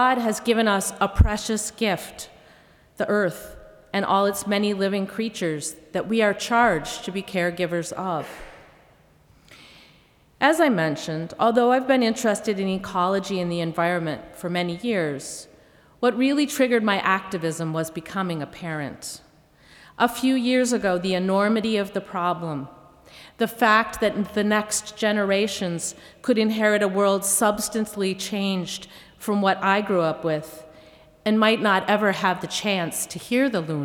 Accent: Minnesota, United States; growing up in Minnesota

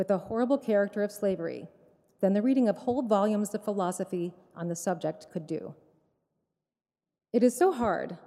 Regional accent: Nashville and Knoxville, Tennessee, United States; My parents grew up in Birmingham, Alabama, and I grew up in Nashville and then in Knoxville, Tennessee

